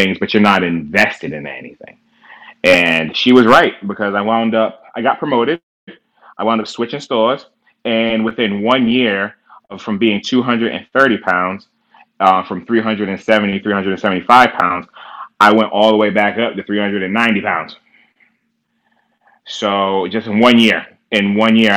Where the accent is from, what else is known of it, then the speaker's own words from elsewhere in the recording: Providence, Rhode Island, United States; I grew up in Southside Providence